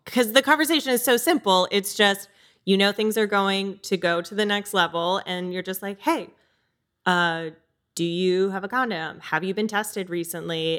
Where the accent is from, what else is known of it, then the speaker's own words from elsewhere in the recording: Connecticut, United States; I grew up in Connecticut